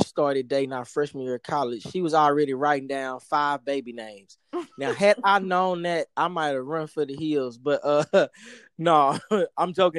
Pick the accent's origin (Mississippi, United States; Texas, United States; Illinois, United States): Texas, United States; Dallas; moved away as an adult; now in Miami, United States; born and raised in Dallas